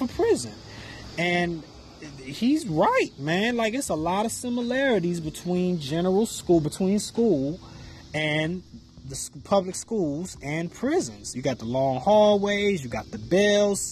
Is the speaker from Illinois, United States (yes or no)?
yes; Chicago, Illinois, United States; I grew up in the Chicago area. You know what I'm saying? In and around the city of Chicago.